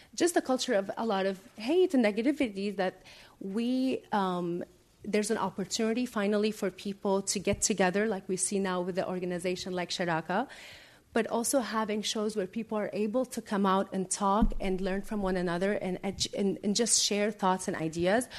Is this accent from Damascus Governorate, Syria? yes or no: yes; Damascus, Damascus Governorate, Syria; now in United States; I was born in Damascus, Syria